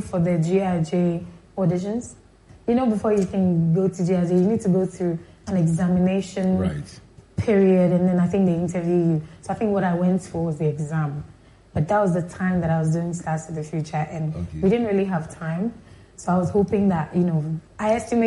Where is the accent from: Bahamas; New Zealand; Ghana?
Ghana; Accra, Greater Accra; also born or lived in Liberia; growing up in Accra